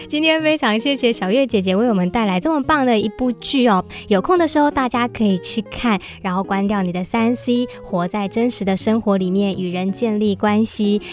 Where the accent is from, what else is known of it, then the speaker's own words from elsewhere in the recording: Hsinchu, Taiwan; 我也是从小在新竹长大